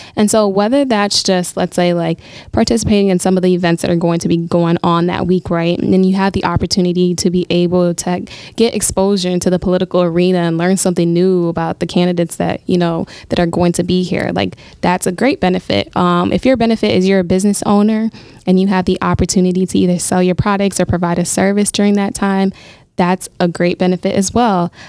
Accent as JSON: {"language": "English", "region": "Minnesota", "country": "United States", "moved": "as an adult", "lives_now": "Milwaukee, United States", "said": "this was the first summer I was spending in Milwaukee, um, since I'm from Minnesota"}